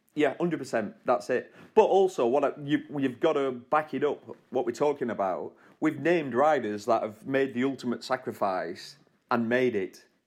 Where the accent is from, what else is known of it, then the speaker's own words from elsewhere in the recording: United Kingdom; As a British, as a young British rider